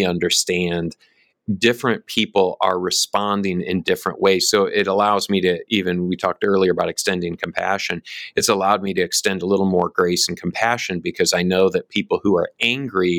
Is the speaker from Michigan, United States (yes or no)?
yes; Michigan, United States; now in Oklahoma, United States; I grew up in Michigan